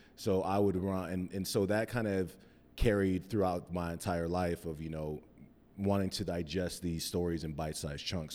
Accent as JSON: {"language": "English", "town": "Cheyenne", "region": "Wyoming", "country": "United States", "tie": "born or raised there", "also_born_or_lived": "Mesa, Arizona", "moved": "as an adult", "lives_now": "Denver, United States", "said": "we lived there until I was about nine years old, then we moved back to Cheyenne."}